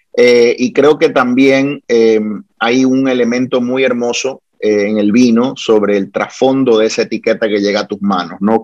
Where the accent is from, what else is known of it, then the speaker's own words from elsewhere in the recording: Guayaquil, Guayas, Ecuador; now in Puerto Rico; Soy nacido en el Ecuador, en Guayaquil, pero Puerto Rico es mi hogar, es mi patria